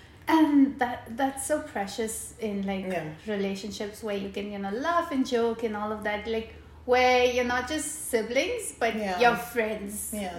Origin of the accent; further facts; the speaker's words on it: Muscat, Oman; we grew up in Muscat, and all of my extended family has always been away.